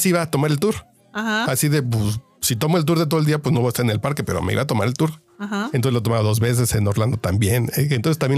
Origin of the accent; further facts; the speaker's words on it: Mexico City, Mexico; Yo soy chilango